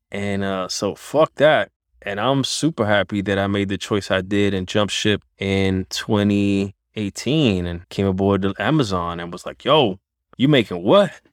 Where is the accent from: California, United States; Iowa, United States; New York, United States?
New York, United States; New York City; That's my hometown, Spanish Harlem at Barrio, one hundred fifth and First, East River Projects, Born and Bred